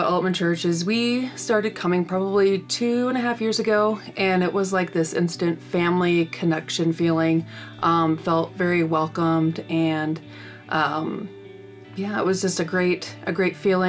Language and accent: English; Sioux Falls, South Dakota, United States; moved away as an adult; I am originally from Sioux Falls, South Dakota and moved here about 20 years ago.